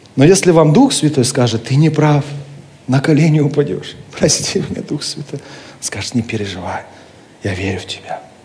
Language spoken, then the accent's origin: Russian; Kentau, Turkistan Region, Kazakhstan; Моя родина – это Казахстан. Это моя земля, это моя страна, я там родился, я люблю Казахстан. Хотя сам я русский, но казах... в России еще никогда не был, ни разу. Но Казахстан – это моя родина, это моя земля. Мой родной город – это Кентау